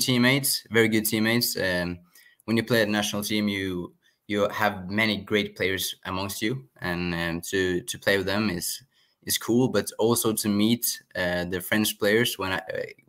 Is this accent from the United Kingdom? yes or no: no; Norway; I am from Norway